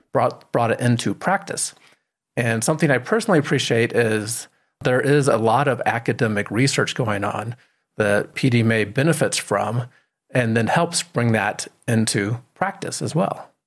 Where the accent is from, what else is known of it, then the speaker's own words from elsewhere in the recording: Colorado, United States; I'm from Colorado